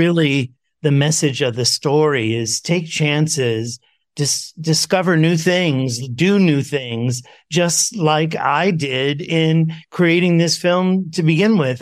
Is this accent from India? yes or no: no; New York City, New York, United States; I grew up in New York City